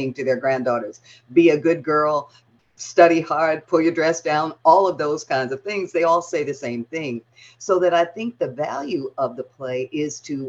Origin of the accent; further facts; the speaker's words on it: Detroit, Michigan, United States; now in Atlanta, United States; I was a little girl in an all-Black neighborhood on the all-Black west side of Detroit, reading Ibsen